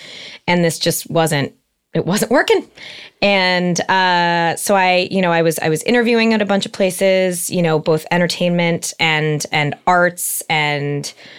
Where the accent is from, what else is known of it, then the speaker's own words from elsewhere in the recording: Encino, California, United States; Most people call me … In that way … And I'm 31 years old. I am from the Valley, from Encino, born and raised.